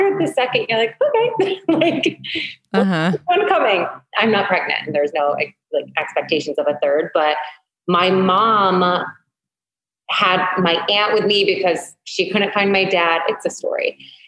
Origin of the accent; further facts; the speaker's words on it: Syracuse, New York, United States; also born or lived in Oneida, New York; I'm 38 and I am from Syracuse, New York.